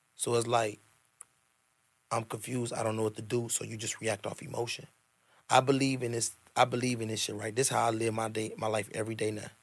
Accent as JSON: {"language": "English", "town": "Chicago", "region": "Illinois", "country": "United States", "said": "the South Side. I'm from the South Side. My mama grew up on the East Side of Chicago. I'm an East Side baby for real and I'm a Southside baby for real."}